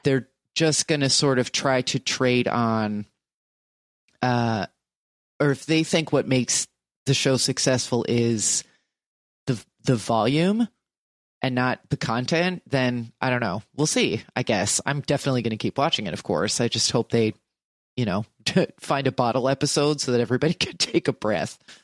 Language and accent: English; New Jersey, United States; I'm from New Jersey